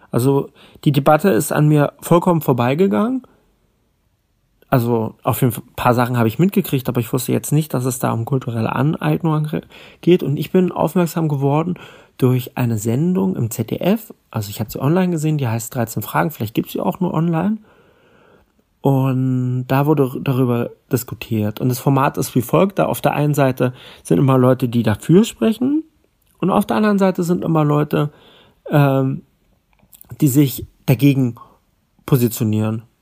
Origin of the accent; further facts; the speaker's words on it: Berlin, Germany; Ich bin in Berlin-Kreuzberg aufgewachsen und wir waren nur zwei deutsche Kinder in der Klasse.